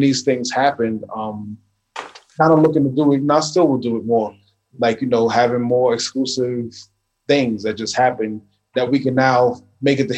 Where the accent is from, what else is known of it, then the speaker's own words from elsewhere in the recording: New York City, New York, United States; I'm a kid that grew up in the 80s in New York with the hip hop